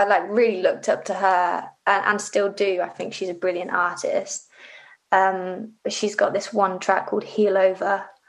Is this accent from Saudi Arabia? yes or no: no; Livingston, Scotland, United Kingdom; born there; I was born in Scotland, and I was born in a place called Livingston. So I was kind of like trying to look for artists from Livingston or West Lothian.